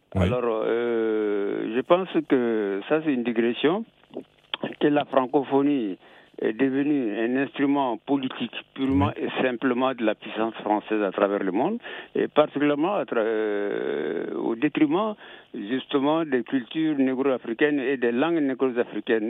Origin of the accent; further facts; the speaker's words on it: Djabali, Ségou Region, Mali; je viens de Djabali, c'est dans la région de Ségou